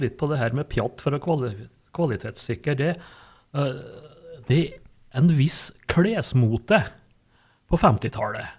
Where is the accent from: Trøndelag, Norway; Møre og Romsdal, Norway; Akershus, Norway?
Møre og Romsdal, Norway; Sunndalen; heimplassen min, da, Sunndalen.